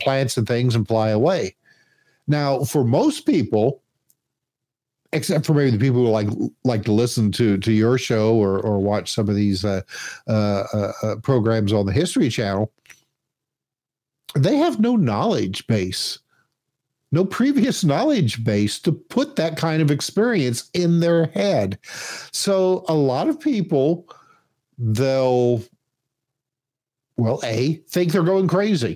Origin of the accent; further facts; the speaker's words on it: Indiana, United States; I grew up in Indiana